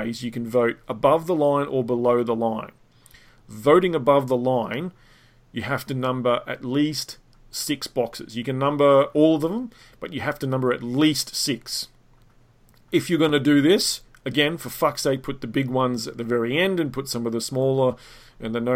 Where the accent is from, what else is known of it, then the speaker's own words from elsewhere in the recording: Australia; being Australian